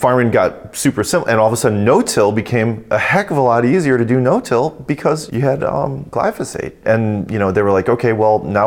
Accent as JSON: {"language": "English", "town": "DeKalb", "region": "Illinois", "country": "United States", "tie": "born or raised there", "also_born_or_lived": "Davenport, Iowa / St. Paul, Minnesota", "said": "when I was in maybe second grade, we moved to the DeKalb-Sycamore area of Northern Illinois and where we live currently."}